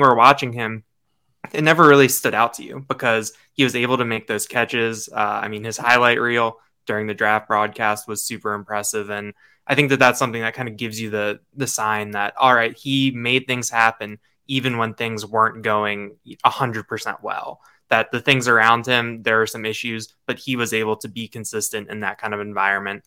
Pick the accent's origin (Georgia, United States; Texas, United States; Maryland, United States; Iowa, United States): Maryland, United States; outside of Baltimore; moved away; I grew up outside of Baltimore